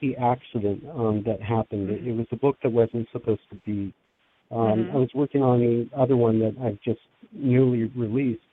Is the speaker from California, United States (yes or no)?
yes; Los Angeles, California, United States; moved away as an adult; now in Pennsylvania, United States; growing up in Los Angeles